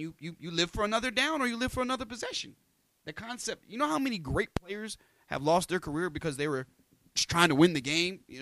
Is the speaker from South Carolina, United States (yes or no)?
no; Missouri, United States; I was born in Missouri.